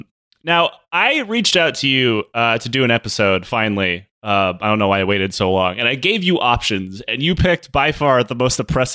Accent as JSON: {"language": "English", "town": "Detroit", "region": "Michigan", "country": "United States", "tie": "born or raised there", "said": "I grew up in Detroit, so there's no like Armenian Genocide Museum, and the Holocaust museums always kind of have like a nook dedicated to us."}